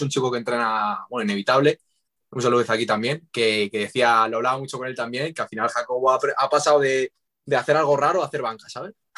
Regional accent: Madrid, Community of Madrid, Spain; los dos somos de Madrid

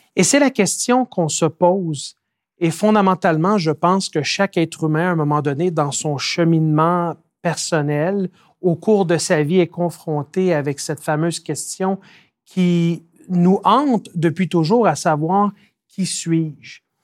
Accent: Quebec, Canada; je suis né et j'ai grandi au Québec

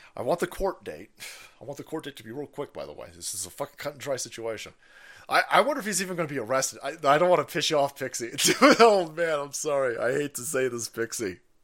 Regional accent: United States; I see myself as an American

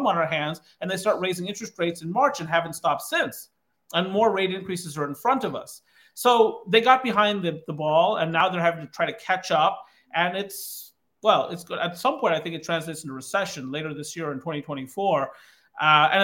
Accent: Kankakee County, Illinois, United States; now in Baltimore, United States; I grew up in Kankakee County, Illinois, where the unemployment rate in the early 1980s was above 20%.

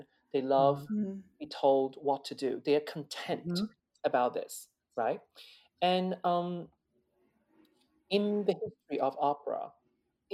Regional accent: China; born or raised there; moved away; also born or lived in London / Netherlands / Italy / United States

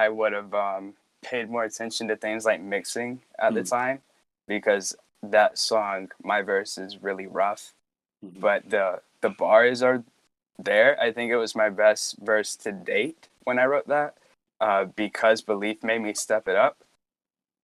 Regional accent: Roanoke, Virginia, United States; where I grew up in Roanoke, Virginia

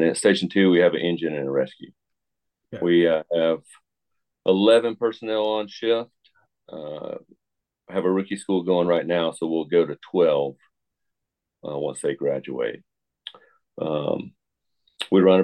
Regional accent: Tucker, Georgia, United States; I grew up in Tucker, Georgia

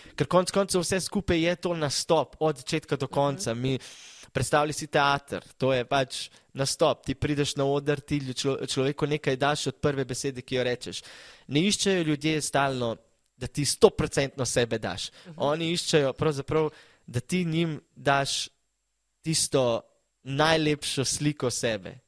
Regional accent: Slovenia; ker sem iz Slovenije

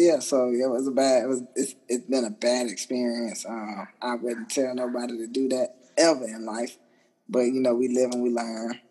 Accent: Jacksonville, Florida, United States; moved away as an adult; also born or lived in Virginia / Italy; I transferred from Italy back to Jacksonville, Florida, which is my hometown

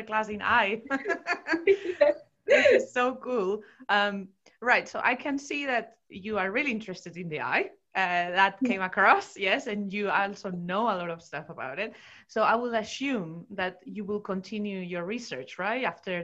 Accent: Spain; moved away; I did all my education in Spain. In my home country.

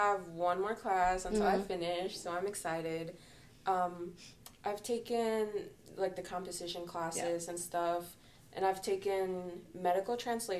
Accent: Rockford, Illinois, United States; I'm from Rockford, and I went to Rock Valley College

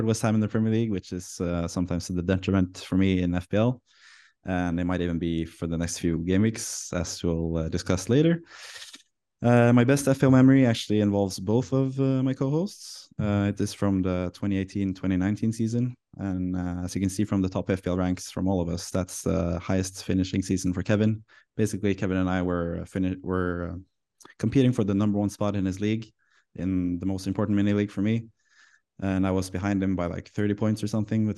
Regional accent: Norway; I come from Norway

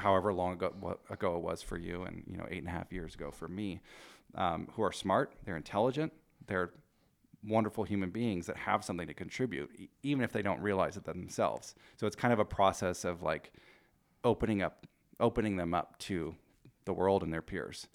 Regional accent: Rogue Valley, Oregon, United States; moved away as an adult; also born or lived in Portland, Oregon; now in Spokane, United States; I grew up in the Rogue Valley. I spent my twenties in Portland.

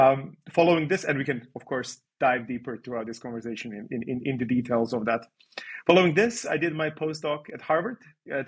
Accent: Serbia; moved away as an adult; also born or lived in Belgrade, Serbia / Netherlands; I come from Serbia, where I did my undergrad in Belgrade.

